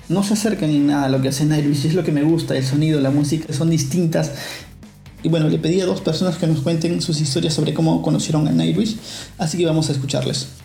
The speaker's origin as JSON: {"language": "Spanish", "country": "Peru", "said": "soy peruano"}